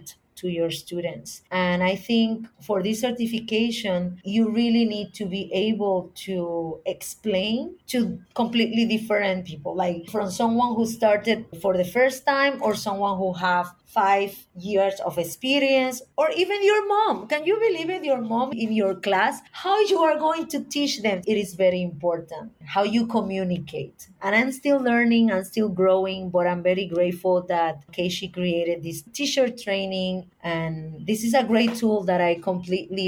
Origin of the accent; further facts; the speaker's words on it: Puerto Rico; my perspective as an American or Puerto Rican from a small island